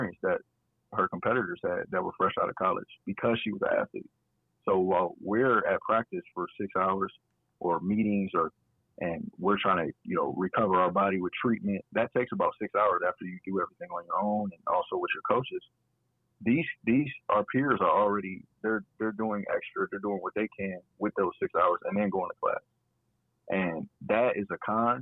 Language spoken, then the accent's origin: English; Akron, Ohio, United States; born or raised there; moved away as an adult; now in Toledo, United States